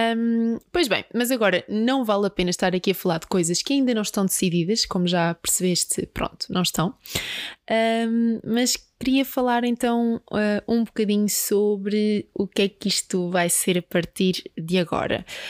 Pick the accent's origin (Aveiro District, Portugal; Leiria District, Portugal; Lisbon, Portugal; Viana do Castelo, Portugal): Leiria District, Portugal; Peniche; moved away; eu sou de Peniche